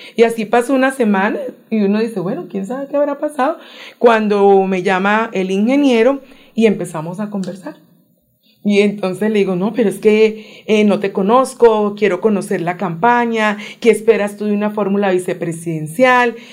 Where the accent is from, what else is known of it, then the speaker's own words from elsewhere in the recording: Cali, Valle del Cauca, Colombia; moved away as an adult; now in Bogotá, Colombia; Yo nací en Cali